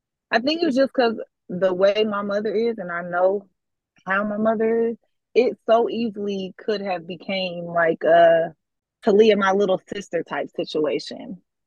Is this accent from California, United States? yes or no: yes; California, United States; moved away; Like I said, I'm not from here. I'm from California. We moved here.